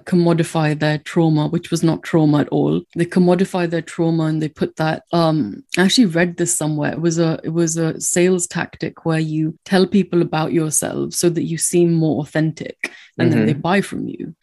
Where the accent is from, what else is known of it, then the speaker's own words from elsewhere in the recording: India; now in United Kingdom; I didn't grow up in this country. I grew up in India